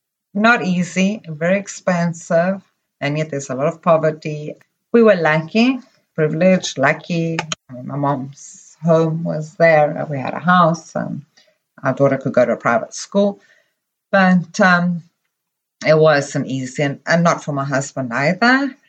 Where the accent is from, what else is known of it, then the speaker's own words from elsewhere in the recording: Zimbabwe; first language Greek; moved away as an adult; also born or lived in Greece / London / South Africa / Saudi Arabia; now in Toronto, Canada; growing up in Zimbabwe for myself